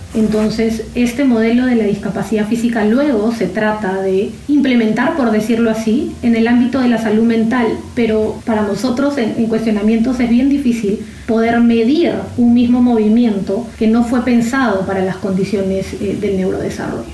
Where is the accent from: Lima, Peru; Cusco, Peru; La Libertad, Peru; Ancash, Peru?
Lima, Peru; soy de Lima, Perú